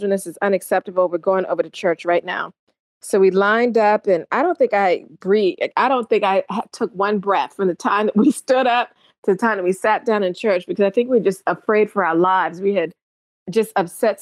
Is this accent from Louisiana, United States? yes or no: no; Charleston, South Carolina, United States; born or raised there